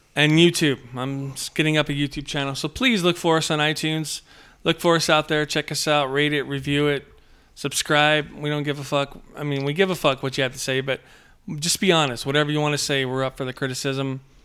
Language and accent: English; Padre Island, South Texas, United States; I grew up in South Texas, Padre Island